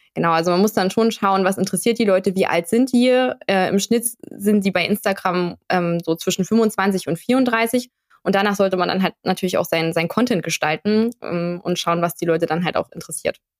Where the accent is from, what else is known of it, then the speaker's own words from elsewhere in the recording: Dresden, Saxony, Germany; Ich komme aus Dresden